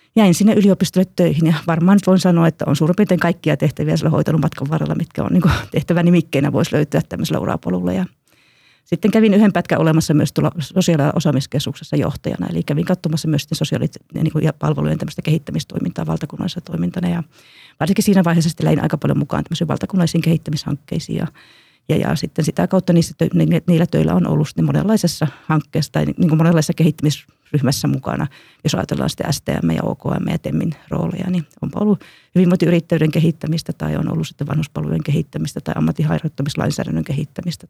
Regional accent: Kuopio, North Savo, Finland; olen itse kuopiolainen

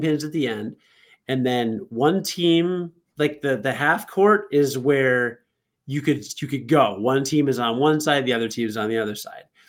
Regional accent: Rockford, Illinois, United States; in Rockford at Martin Luther King Junior Elementary School

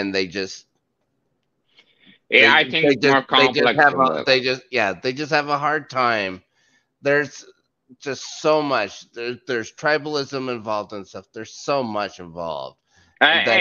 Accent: Canada; I'm Canadian

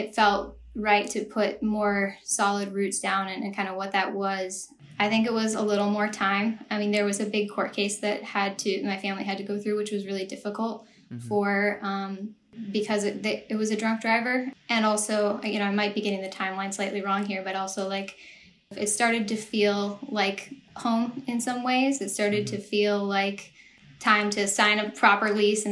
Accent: Eau Claire, Wisconsin, United States; moved away as an adult; also born or lived in Minneapolis, Minnesota / Arizona; now in Los Angeles, United States; I grew up in Eau Claire for most of my life.

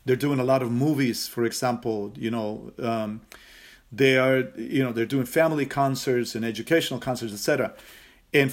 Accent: Costa Rica; growing up in Costa Rica, the Latin rhythms are pervasive

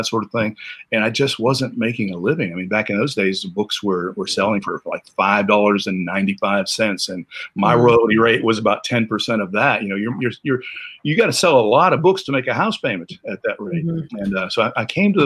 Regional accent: Western Pennsylvania, United States; I grew up in Western Pennsylvania and in coal mining country

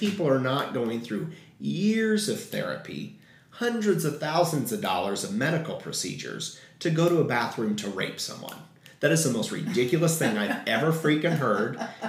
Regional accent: Payne, Illinois, United States; moved away; also born or lived in Nashville, Tennessee; Growing up in a town of 6,000 white people, in a farming community, and no diversity. So once your eyes are opened, and when I came out, my hometown of Payne, Illinois, has been so accepting of me.

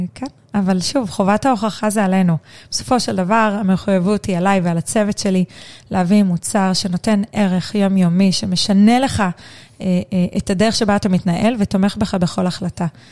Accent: Na'an, Central District, Israel; אני גדלתי, אני קיבוצניקית במקור

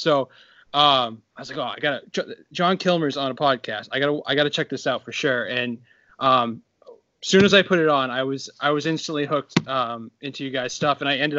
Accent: Boston, Massachusetts, United States; I'm from Boston.

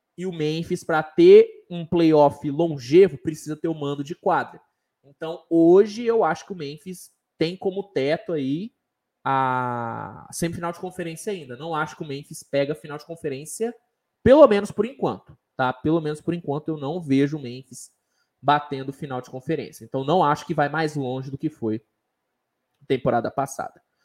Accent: Uberaba, Minas Gerais, Brazil; Sou de Minas Gerais, sou de Uberaba

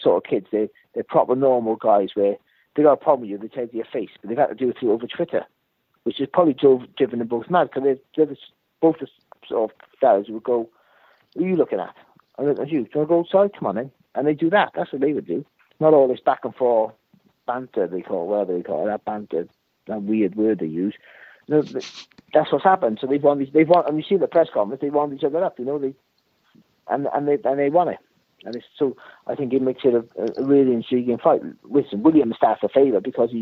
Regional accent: Wales, United Kingdom; I'm a Welsh guy

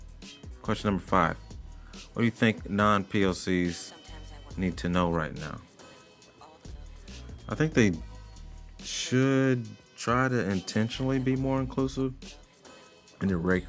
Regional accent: Fort Campbell, Kentucky, United States; born there; now in Portland, United States; age 38. I was born in Fort Campbell, Kentucky. I live in Portland, Oregon now.

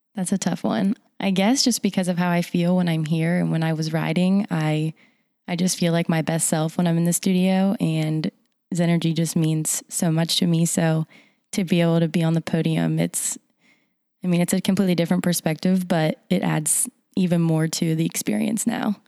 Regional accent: Morgantown, West Virginia, United States; I am from here, Morgantown, West Virginia.

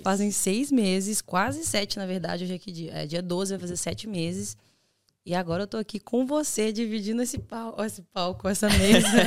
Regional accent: Belo Horizonte, Minas Gerais, Brazil; now in Ireland; Eu sou de Belo Horizonte

